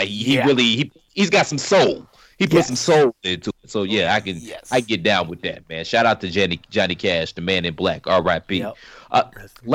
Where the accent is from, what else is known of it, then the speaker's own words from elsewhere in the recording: Midwest, United States; I'm from the Midwest, too